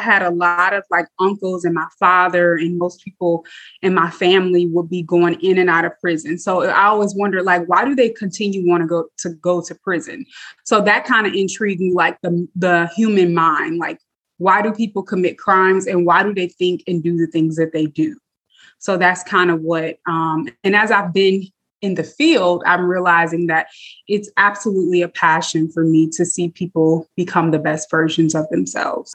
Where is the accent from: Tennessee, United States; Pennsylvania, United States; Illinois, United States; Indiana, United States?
Indiana, United States; South Bend; born and raised in South Bend, Indiana.